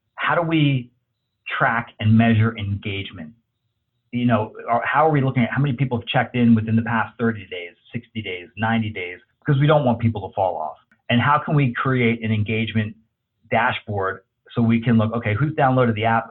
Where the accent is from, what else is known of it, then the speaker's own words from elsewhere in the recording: New Jersey, United States; also born or lived in Los Angeles, California; now in Texas, United States; growing up in Jersey, living